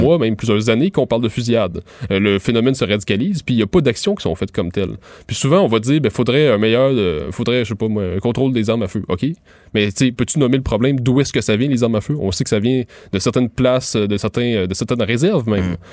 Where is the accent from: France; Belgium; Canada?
Canada; Montérégie, Quebec; moved away as an adult; now in Montreal, Canada; moi je viens de la, de Montérégie